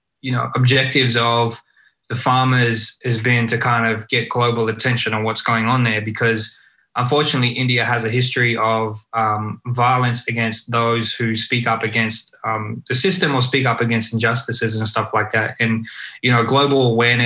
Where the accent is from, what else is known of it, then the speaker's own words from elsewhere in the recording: Australia; first language Punjabi; English is a second language; I was born in Australia, but being a part of a migrant community in Australia